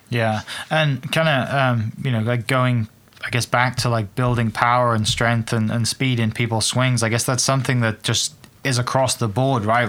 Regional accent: Wales, United Kingdom; moved away; some of the golf courses I grew up playing back in Wales

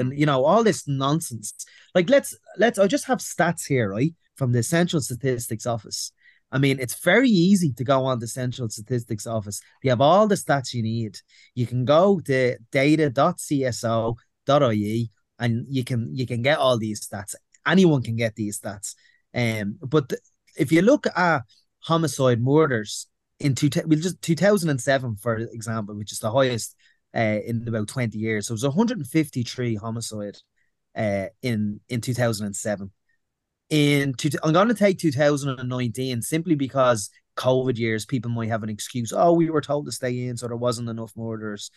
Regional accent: Ireland; we as Irish people

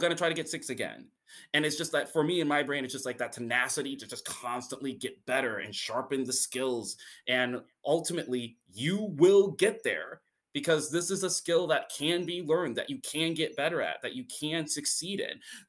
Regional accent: Indiana, United States; moved away; that's still my home state

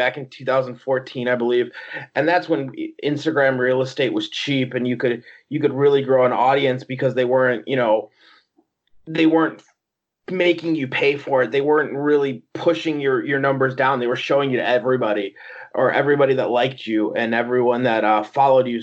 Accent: outside of Chicago, Illinois, United States; I'm born and raised outside of Chicago, Illinois

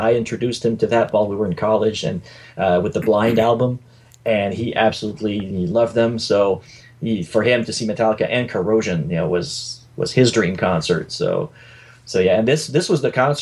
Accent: Sherbrooke, Quebec, Canada; I was still in my hometown in Sherbrooke, Quebec

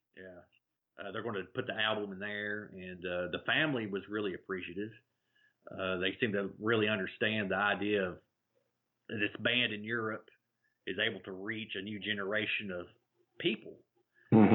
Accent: Jamestown, Tennessee, United States; moved away; we grew up grew up in Jamestown

